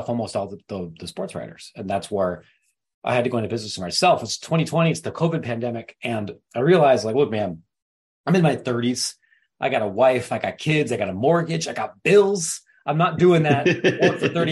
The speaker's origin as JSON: {"language": "English", "area": "Licking County", "region": "Ohio", "country": "United States", "tie": "born or raised there", "said": "I grew up in Bumblefart, Ohio. I went to, not really, Licking County"}